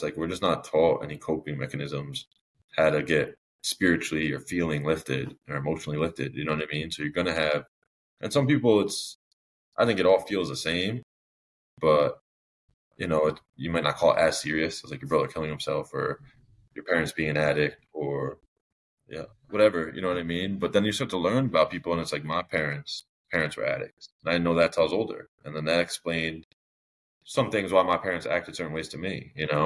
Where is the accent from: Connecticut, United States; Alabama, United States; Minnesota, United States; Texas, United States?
Connecticut, United States; born or raised there